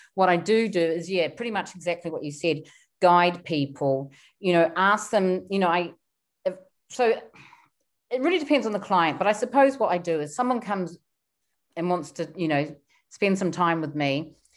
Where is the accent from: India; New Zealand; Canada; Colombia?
New Zealand; moved away as an adult; now in London, United Kingdom; I come from New Zealand. My parents were very frugal. So I was brought up to be very, very frugal